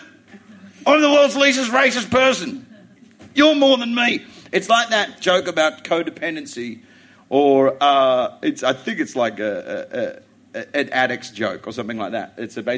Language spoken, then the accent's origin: English; Australia; moved away as an adult; also born or lived in England; I'm an Australian that does comedy in England